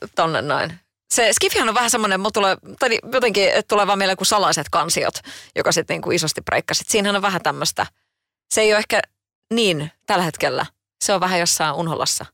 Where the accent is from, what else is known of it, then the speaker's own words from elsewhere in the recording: Kotka, Kymenlaakso, Finland; Itsehän olen Kotkasta kotoisin